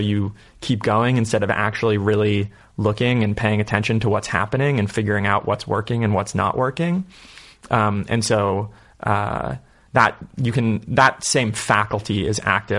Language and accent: English; San Francisco, California, United States; moved away as an adult; also born or lived in Marin County, California; now in Las Vegas, United States; I grew up in San Francisco until I was about 10, and then we moved to Marin.